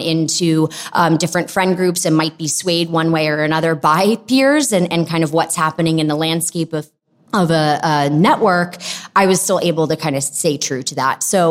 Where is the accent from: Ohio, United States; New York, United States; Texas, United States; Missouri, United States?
New York, United States; Long Island; also born or lived in Philadelphia; I grew up on Long Island. I'm a New Yorker through and through.